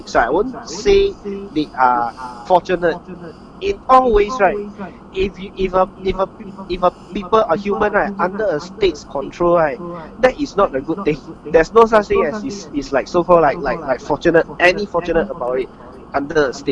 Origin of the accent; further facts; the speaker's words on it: Philippines; yeah, I'm a Filipino.